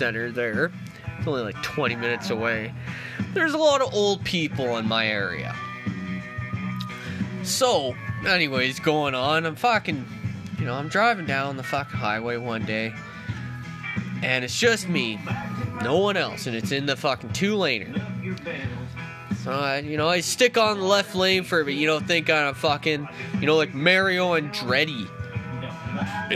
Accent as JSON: {"language": "English", "region": "Ontario", "country": "Canada", "tie": "born or raised there", "moved": "yes", "lives_now": "British Columbia, Canada", "said": "I grew up in Ontario."}